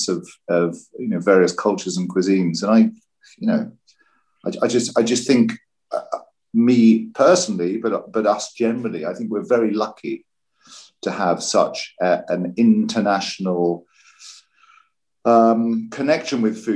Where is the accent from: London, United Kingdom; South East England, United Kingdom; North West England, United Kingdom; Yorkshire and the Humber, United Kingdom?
London, United Kingdom; moved away as an adult; now in Venice, Italy; I'm a Brit. I was born in London